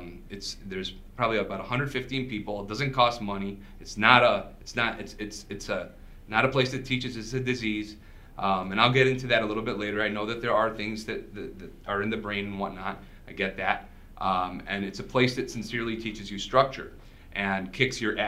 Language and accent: English; West Bloomfield, Michigan, United States; first language Arabic; English is a second language; also born or lived in Southfield, Michigan; We moved from Southfield to West Bloomfield